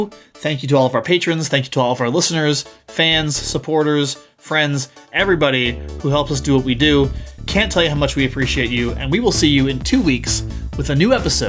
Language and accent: English; American Southwest, United States; people who are not like us, who didn't grow up in the American Southwest